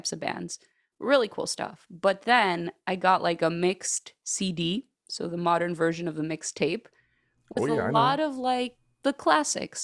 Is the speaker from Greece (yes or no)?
yes; Greece; moved away as an adult; now in Chicago, United States; I grew up in Chicago, but then when I was 10 years old, my parents and I, we moved to Greece, because my parents are Greek. So, and I stayed there up until the age of like 25